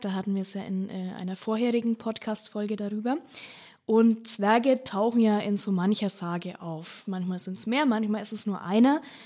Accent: Bad Staffelstein, Bavaria, Germany; bei mir aus der Region rund um äh, Staffelstein

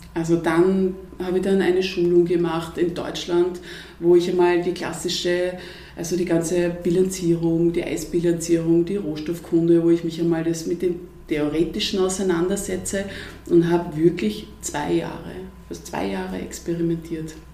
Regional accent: Vienna, Austria; ich bin ja Wienerin

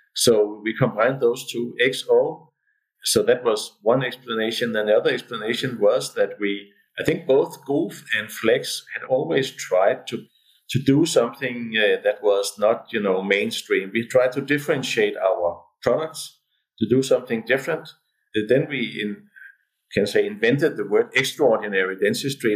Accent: Denmark

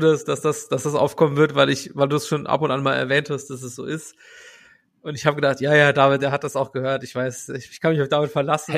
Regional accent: Saarbrücken, Saarland, Germany; ich bin in Saarbrücken geboren

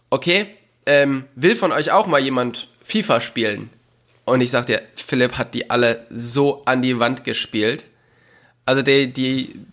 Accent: North Rhine-Westphalia, Germany; Also ich komme halt aus, aus dem Oberbergischen, das ist in der Nähe von Köln.

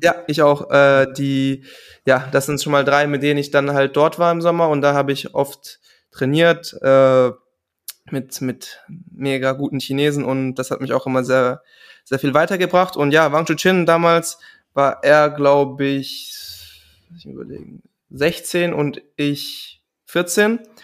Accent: Germany; als Deutscher

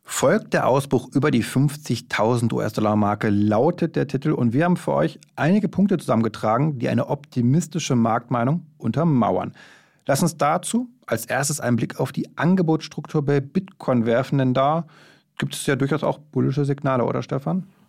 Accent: Berlin, Germany; Wir Berliner sind ja keine Jecken

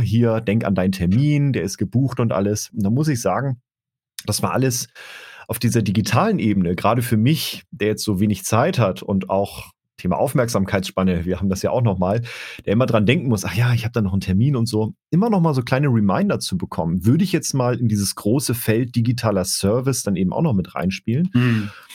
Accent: Baden-Württemberg, Germany; moved away; in meine alte Heimat nach Baden-Württemberg

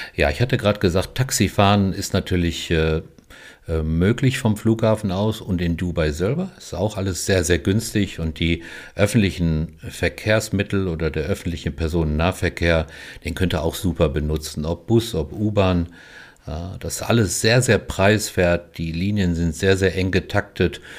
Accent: Germany; wir so als Deutsche

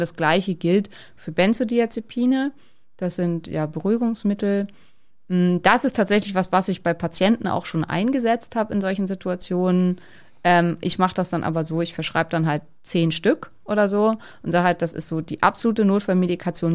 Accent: Neumünster, Schleswig-Holstein, Germany; in Neumünster gibt's sowas sicher nicht, also wo ich herkomme

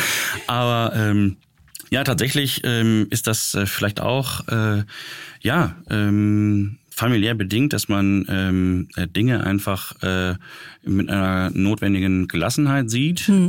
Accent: Düsseldorf, North Rhine-Westphalia, Germany; für uns als gebürtige Düsseldorfer

